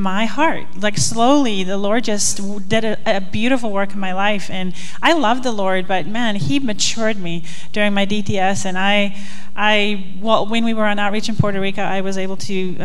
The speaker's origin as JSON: {"language": "English", "country": "South Africa", "tie": "born or raised there", "moved": "as an adult", "said": "I grew up in South Africa"}